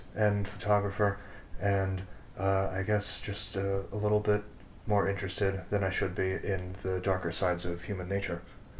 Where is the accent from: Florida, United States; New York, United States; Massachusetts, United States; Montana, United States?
New York, United States; Dutchess County; Dutchess County, Our home county.